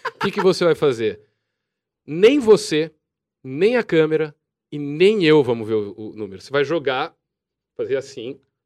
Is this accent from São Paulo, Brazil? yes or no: yes; Jaú, São Paulo, Brazil; Eu sou de Jaú